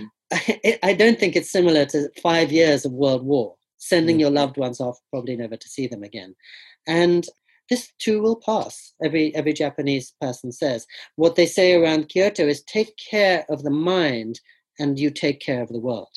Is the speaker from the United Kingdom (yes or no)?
yes; England, United Kingdom; now in California, United States; they were from India, but I was born and grew up in England